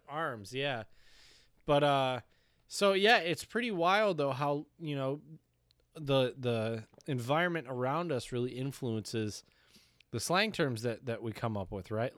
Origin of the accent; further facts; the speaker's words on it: Michigan, United States; accent: Michigan; I was from Michigan